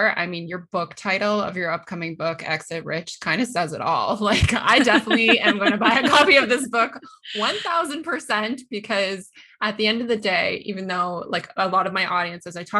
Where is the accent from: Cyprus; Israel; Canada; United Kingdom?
Canada; accent: Canadian; Yes, I am Canadian. I'm an ex-management consultant and I'm Canadian.